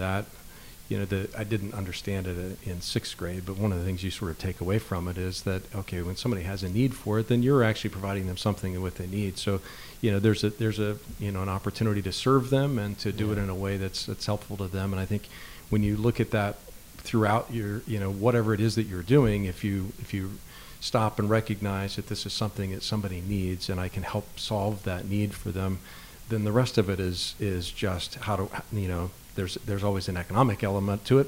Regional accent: Summitville, Indiana, United States; a small town where I grew up in Summitville, Indiana.

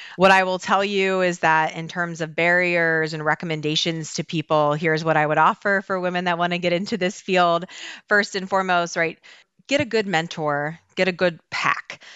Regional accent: Baltimore, Maryland, United States; I am born and raised in Baltimore

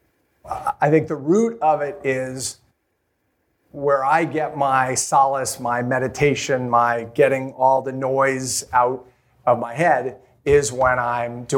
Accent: Maine, United States; I grew up in Maine

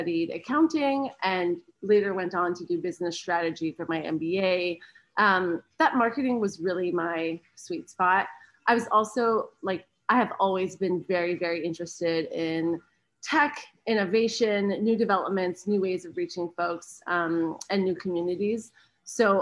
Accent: Canada; moved away as an adult; now in United States; I'm Canadian

